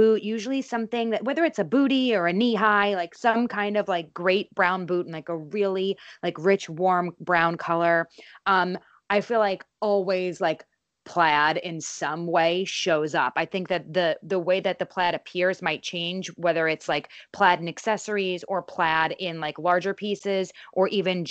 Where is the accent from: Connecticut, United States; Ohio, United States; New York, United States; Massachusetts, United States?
New York, United States; East Coast; now in Los Angeles, United States; when I moved from New York to LA is like, remember being a kid and growing up on the East Coast